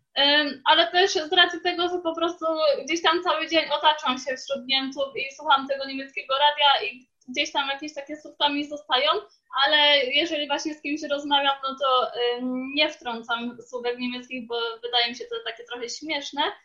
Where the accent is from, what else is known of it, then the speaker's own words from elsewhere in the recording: Poland; now in Leicester, United Kingdom; wychowaliśmy się na polskim jedzeniu